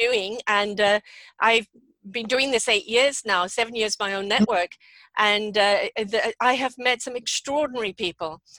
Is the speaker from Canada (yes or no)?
no; England, United Kingdom; I'm English